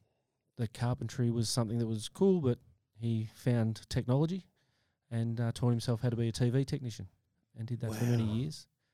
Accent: Melbourne, Victoria, Australia; In the western suburbs of Melbourne, in a place called Deer Park.

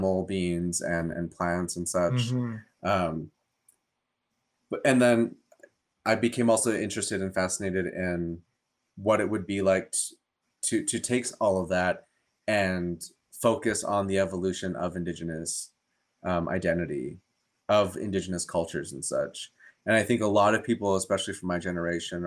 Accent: New Mexico, United States; moved away as an adult; now in Portland, United States; growing up in New Mexico

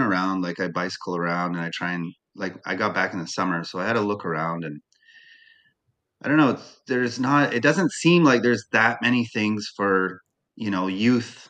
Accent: Sarnia, Ontario, Canada; moved away as an adult; also born or lived in Australia; Growing up in Sarnia, we have beaches

